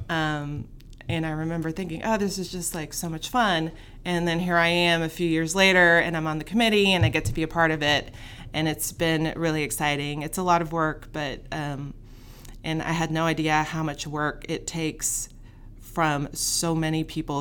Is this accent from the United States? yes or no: yes; Fort Worth, Texas, United States; I grew up here in Fort Worth